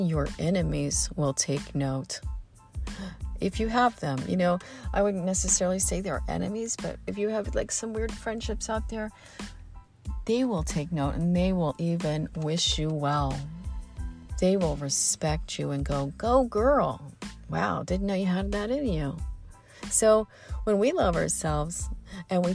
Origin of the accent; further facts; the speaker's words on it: Midwest, United States; all the oak trees I grew up with in the Midwest